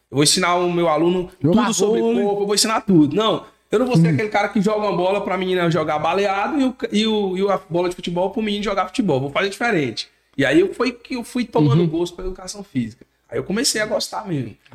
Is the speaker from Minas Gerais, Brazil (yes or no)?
no; Nanica, near Barreiras, Bahia, Brazil; now in Barreiras, Brazil; Eu sou da Nanica.